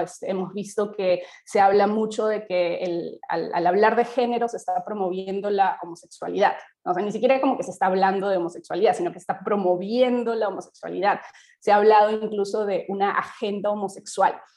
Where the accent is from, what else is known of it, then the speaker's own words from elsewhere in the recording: Peru; como sociedad peruana